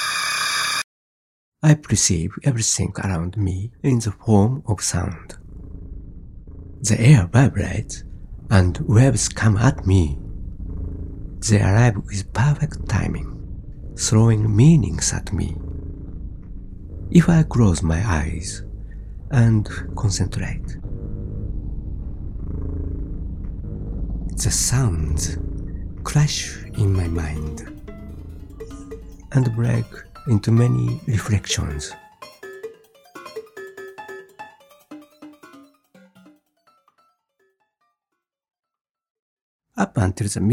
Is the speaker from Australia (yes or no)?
no; Japan; I grew up near Mount Fuji in the 50s.